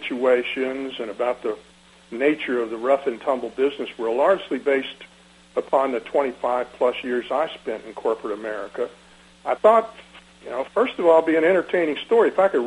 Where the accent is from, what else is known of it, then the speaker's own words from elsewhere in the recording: Decatur, Georgia, United States; I was raised in Decatur